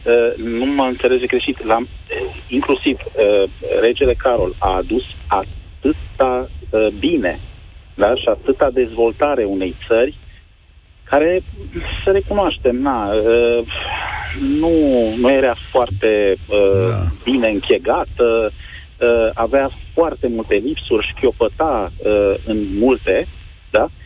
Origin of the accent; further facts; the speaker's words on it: Romania; m-am născut în România și sunt mândru de chestia asta